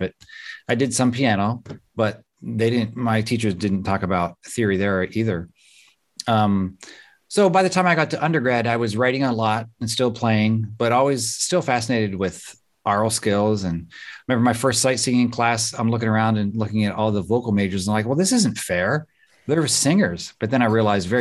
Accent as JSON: {"language": "English", "region": "Southwest Pennsylvania", "country": "United States", "tie": "born or raised there", "said": "I grew up in Southwest Pennsylvania"}